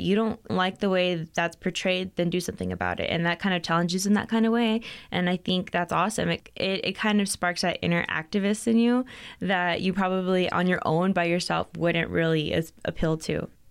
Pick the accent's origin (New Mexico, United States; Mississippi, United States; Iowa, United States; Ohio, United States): New Mexico, United States; Las Cruces; moved away as an adult; now in Albuquerque, United States; I'm actually from Las Cruces, not too far